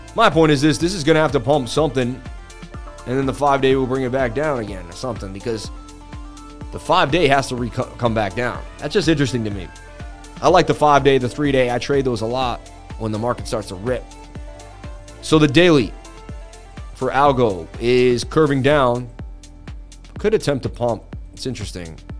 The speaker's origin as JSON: {"language": "English", "town": "Boston", "region": "Massachusetts", "country": "United States", "said": "from Boston, baby."}